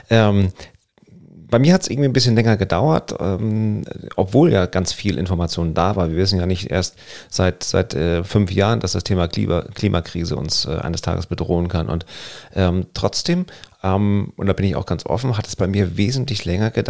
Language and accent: German; Northern Germany, Germany; Gerade so als, als Norddeutscher, und wir lieben es ja am, am Strand zu sein, egal ob Ostsee oder Nordsee